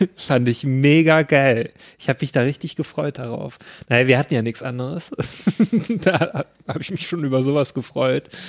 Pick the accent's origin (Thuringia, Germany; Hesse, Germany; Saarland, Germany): Thuringia, Germany; wo ich herkomme, aus dem schönen Thüringen